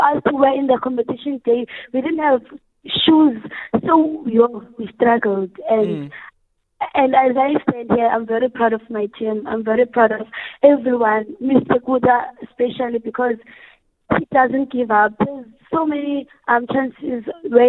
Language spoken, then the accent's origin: English; Worcester, Western Cape, South Africa; we are from Zwelethemba. It's a very small community here in Worcester